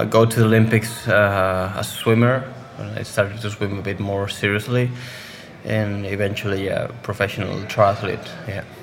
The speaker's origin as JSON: {"language": "English", "country": "Spain", "tie": "born or raised there", "second_language": "English", "said": "I started playing football like most of the kids in Spain. Um, then I joined the swim club of my hometown"}